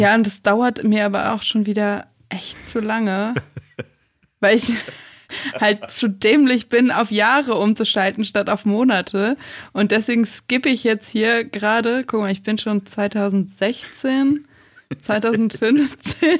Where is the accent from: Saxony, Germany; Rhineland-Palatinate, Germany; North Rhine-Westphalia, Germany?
North Rhine-Westphalia, Germany; ich bin ja auf dem Dorf groß geworden, am Niederrhein.